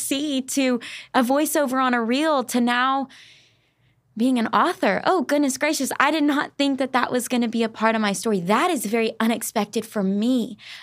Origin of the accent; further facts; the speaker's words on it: Arkansas, United States; moved away as an adult; also born or lived in Tennessee; now in Nashville, United States; I was born and raised in Arkansas for the first eighteen years of my life